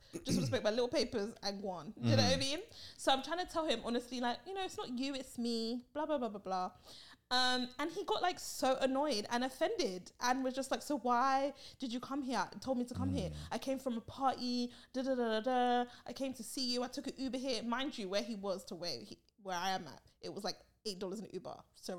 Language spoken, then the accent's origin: English; Barbados; someone that I've known for over 5 years in my home country.